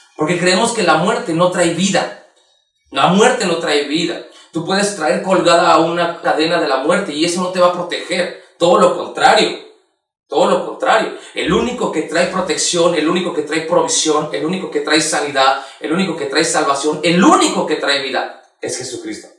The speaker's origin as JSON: {"language": "Spanish", "country": "Mexico", "said": "nosotros como mexicanos"}